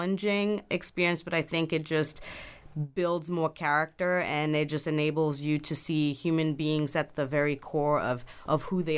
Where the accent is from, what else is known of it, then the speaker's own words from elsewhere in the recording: Ghana; also born or lived in Belgium / Cuba / New York / Ethiopia; now in United States; I'm originally from Ghana, West Africa, and so I have lived in Belgium, Cuba, New York, Ethiopia as well for a little bit.